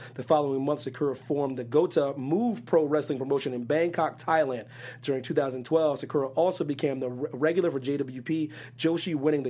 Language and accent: English; Pennsylvania, United States; It had to be somebody from my home state, man.